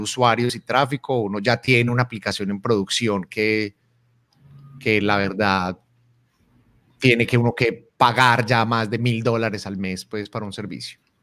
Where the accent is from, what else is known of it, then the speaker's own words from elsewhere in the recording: Colombia; en Colombia utilizamos la vaina como esa cosa